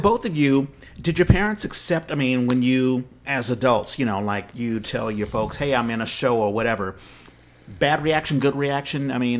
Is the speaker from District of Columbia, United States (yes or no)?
yes; Washington, District of Columbia, United States; moved away as an adult; also born or lived in Texas / New York; now in Bay Area, United States; I was born in Texas, raised in Washington, D.C.